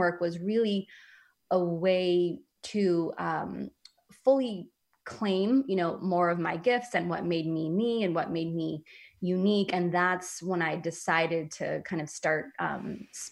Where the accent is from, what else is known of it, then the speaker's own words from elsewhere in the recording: San Francisco, California, United States; moved away; I grew up in San Francisco